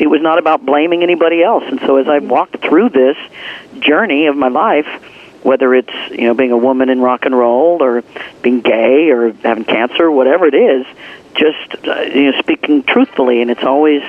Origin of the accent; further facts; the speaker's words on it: Leavenworth, Kansas, United States; I grew up in the Midwest. I mean, I grew up in Leavenworth, Kansas, right close to you guys.